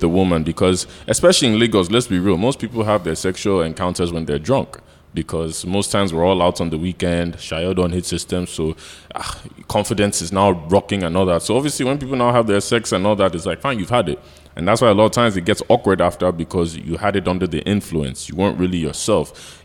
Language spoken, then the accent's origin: English; United States; now in Nigeria; growing up in America